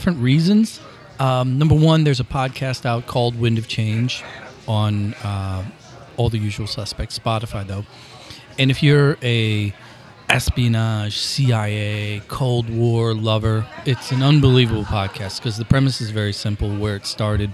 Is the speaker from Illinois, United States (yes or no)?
yes; Granite City, Illinois, United States; I was a Granite City kid